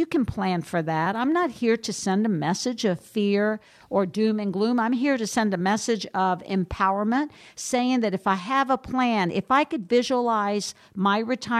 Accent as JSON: {"language": "English", "region": "Minnesota", "country": "United States", "said": "and I'm from Minnesota, so they could charge more, right?"}